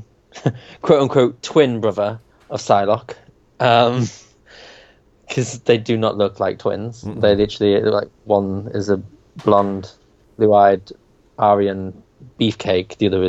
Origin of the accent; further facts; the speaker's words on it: United Kingdom; we're British